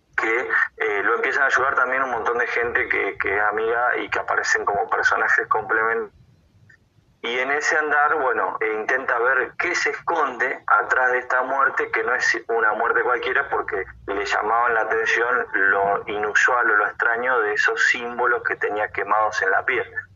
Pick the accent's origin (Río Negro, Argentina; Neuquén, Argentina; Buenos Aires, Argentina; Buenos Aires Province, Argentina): Río Negro, Argentina; Viedma; yo soy de Viedma, capital de la provincia de Río Negro